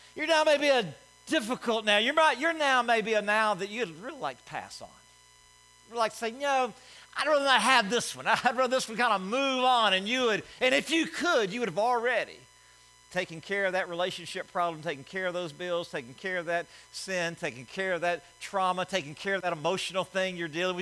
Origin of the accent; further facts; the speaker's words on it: Alabama, United States; I'm from Alabama